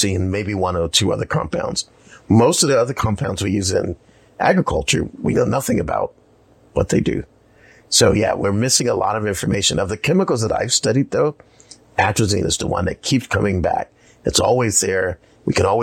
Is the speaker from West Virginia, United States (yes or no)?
no; South Carolina, United States; moved away; I grew up in South Carolina